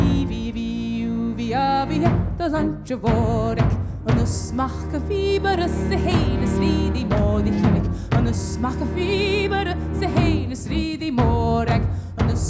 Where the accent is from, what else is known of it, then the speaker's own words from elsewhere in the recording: North Carolina, United States; my state, North Carolina